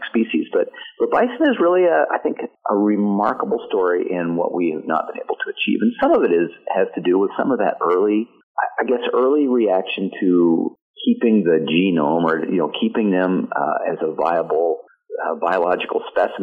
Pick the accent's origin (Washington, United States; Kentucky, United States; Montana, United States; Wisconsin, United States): Montana, United States; my home state of Montana